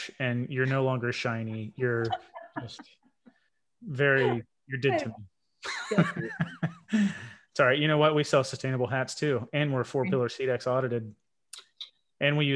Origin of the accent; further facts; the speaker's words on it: United States; I'm American